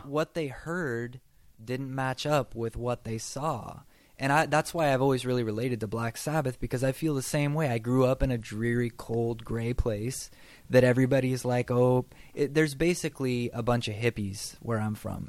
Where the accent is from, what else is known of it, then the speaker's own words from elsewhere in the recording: across the river from Portland, Washington, United States; moved away as an adult; now in Texas, United States; the place where I'm from is across the river from Portland in Washington State, and so it's kind of weird because uh, we're not a big city where I'm from, but because we're so close to Portland, we're kind of like a suburb of Portland. Um, so it's just kind of like nothing really going on there